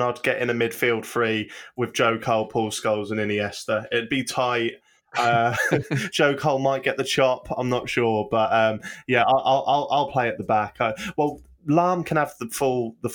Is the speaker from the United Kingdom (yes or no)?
yes; Norwich, East of England, United Kingdom; I'm from Norwich, which is next to a little coastal town called Lowestoft